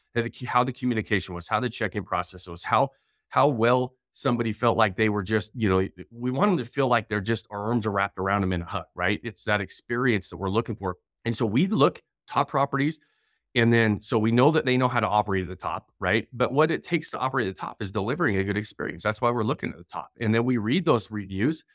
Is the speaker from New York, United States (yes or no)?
no; northern Utah, United States; also born or lived in Idaho / Denver; I grew up here in Utah